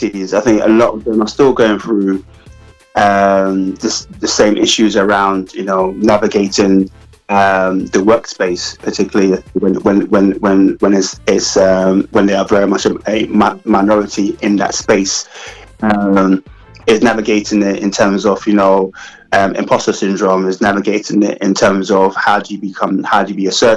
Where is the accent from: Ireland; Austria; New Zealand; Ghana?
Ghana; now in United Kingdom; being Africa, being Ghanaian